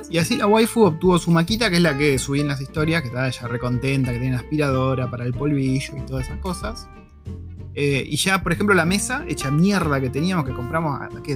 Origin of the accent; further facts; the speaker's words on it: Argentina; nuestros abuelos, creería que de casi todos nosotros, o tatarabuelos, se vinieron de Europa buscando una mejor oportunidad en Argentina